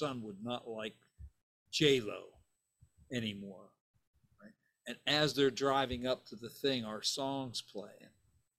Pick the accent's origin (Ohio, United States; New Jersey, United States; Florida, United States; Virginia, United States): Ohio, United States; Steubenville; moved away; also born or lived in Dallas, Texas; Steubenville, Ohio